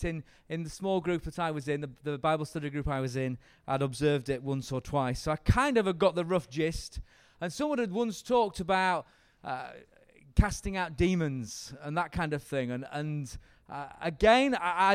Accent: Yorkshire and the Humber, United Kingdom; I'm from Yorkshire

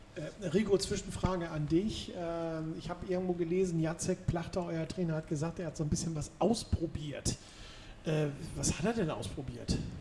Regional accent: Hamburg, Germany; als Hamburger

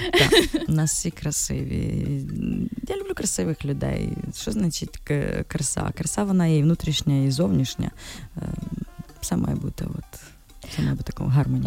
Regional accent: Ternopil, Ternopil Oblast, Ukraine; now in Kyiv, Ukraine; ми ж з Тернополя

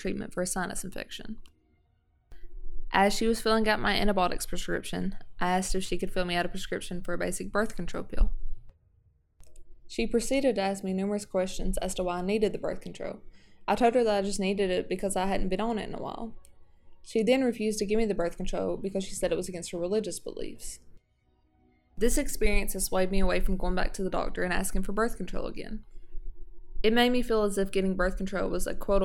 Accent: McRoberts, Kentucky, United States; I grew up in McRoberts, Kentucky, a small town in the Cofields of Central Appalachia.

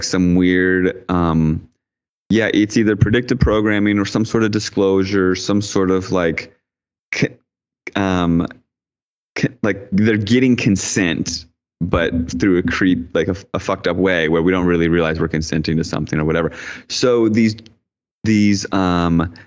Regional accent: D.C., Virginia, United States; I grew up outside in Virginia, right outside Washington, D.C.

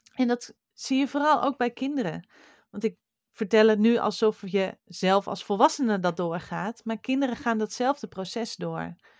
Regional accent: Friesland, Netherlands; een beppe bij ons in Friesland

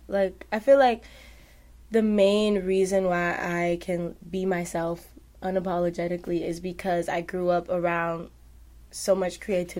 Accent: New York City, New York, United States; I'm from Harlem, New York.

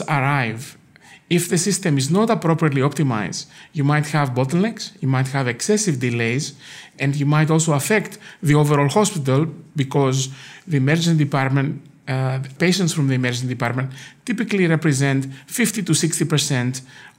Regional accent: Greece; now in United States; I grew up in Greece

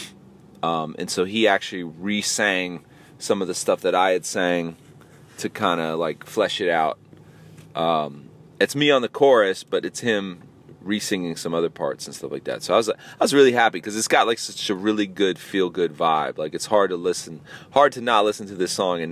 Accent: Tampa, Florida, United States; my hometown of Tampa, Florida

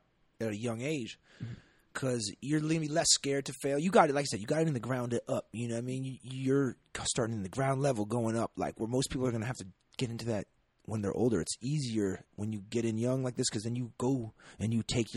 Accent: Boston, Massachusetts, United States; We have a subway in Boston. I grew up like riding the subway

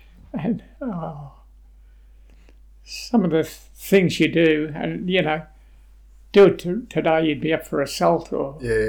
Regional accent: Queensland, Australia; now in Geelong, Australia; I come from Queensland down to Bowen Heads, Geelong, and in Queensland we always wore a hat.

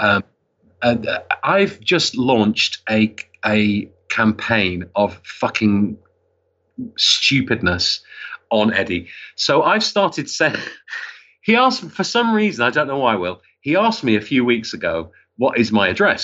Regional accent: Wigan, North West England, United Kingdom; also born or lived in Liverpool; I was born in Liverpool and I, I grew up in Wigan

